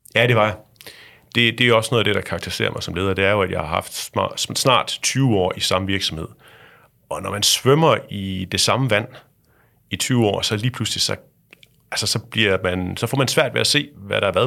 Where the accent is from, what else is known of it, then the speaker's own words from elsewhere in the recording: Thy, North Denmark Region, Denmark; Jeg er vokset op ude i Thy